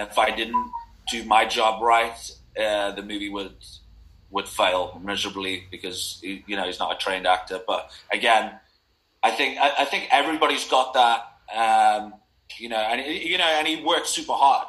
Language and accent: English; Liverpool, North West England, United Kingdom; moved away; also born or lived in Manchester; I grew up in Liverpool